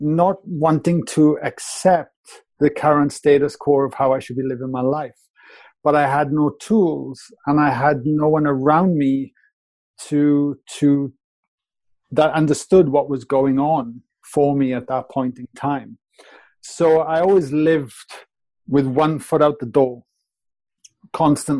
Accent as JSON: {"language": "English", "region": "Wales", "country": "United Kingdom", "also_born_or_lived": "Australia", "moved": "as an adult", "said": "I was a plumber from Wales."}